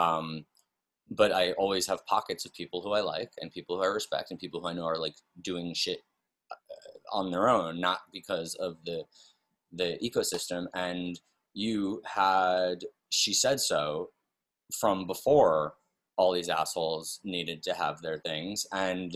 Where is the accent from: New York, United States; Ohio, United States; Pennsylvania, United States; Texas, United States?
New York, United States; New York City; moved away; also born or lived in West Hollywood; I'm born and raised in New York City